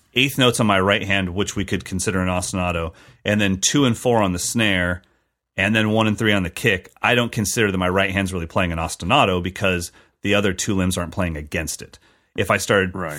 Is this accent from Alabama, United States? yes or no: no; California, United States; as a Californian kid